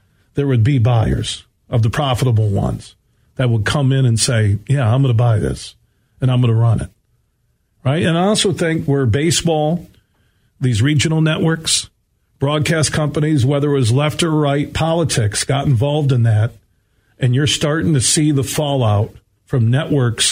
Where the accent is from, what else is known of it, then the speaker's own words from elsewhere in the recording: Grand Rapids, Michigan, United States; growing up in Burton Heights, just down the street here from 96-1 the game